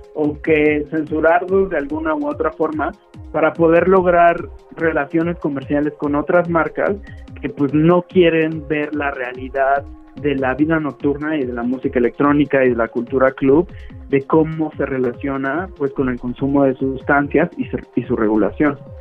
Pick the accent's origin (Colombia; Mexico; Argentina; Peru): Mexico; siendo un estudiante mexicano